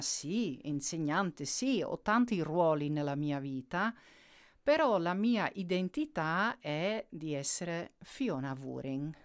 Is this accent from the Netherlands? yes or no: yes; Netherlands; Italian is a second language; io sono olandese